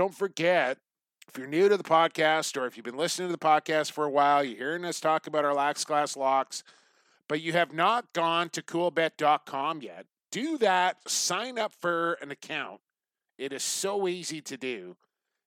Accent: Coquitlam, British Columbia, Canada; right here in my hometown of Coquitlam

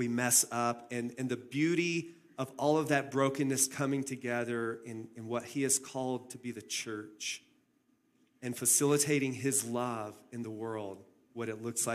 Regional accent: the South, United States; moved away as an adult; also born or lived in Phoenix, Arizona; I grew up in the South, and in the South, we had chain link fences

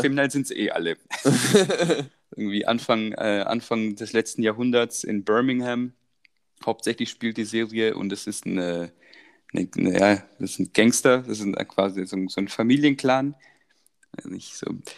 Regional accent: Croatia; moved away; Ich werde da unten geboren in Kroatien

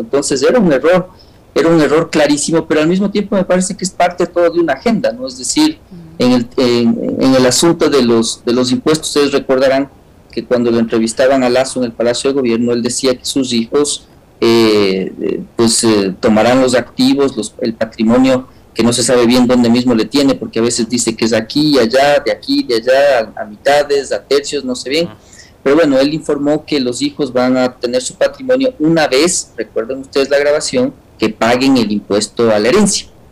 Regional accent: Ecuador

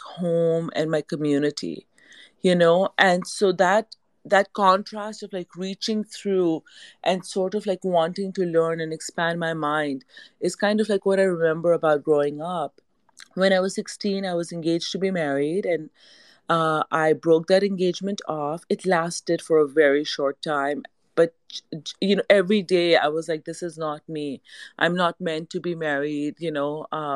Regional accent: Pakistan; moved away as an adult; also born or lived in Canada; now in United States; We moved back to Pakistan when I was about five

